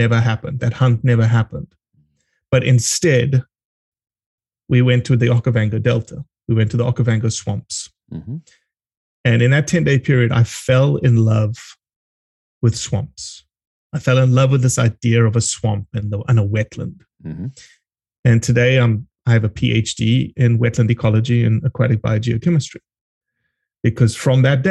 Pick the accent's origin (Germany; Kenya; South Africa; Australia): South Africa; also born or lived in Brazil; now in United States; I was born in Brazil. My brother was born in Brazil, and my dad traded rice around the world pretty much for 12 years. And that fell apart a little bit, and that's how we got back to South Africa. We got back to South Africa in the early 80s. And then I was pretty much born and raised in South Africa